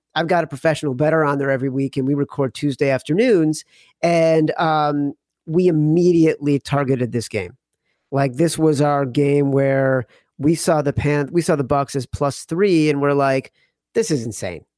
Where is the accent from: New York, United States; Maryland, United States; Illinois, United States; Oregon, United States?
Illinois, United States; Chicago; I'm from Chicago. I grew up there